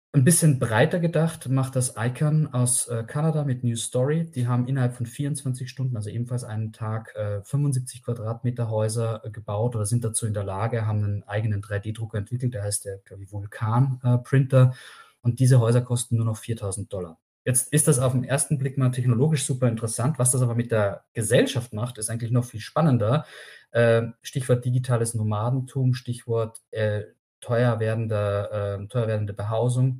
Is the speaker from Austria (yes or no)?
yes; Austria; now in Germany; ich bin Österreicher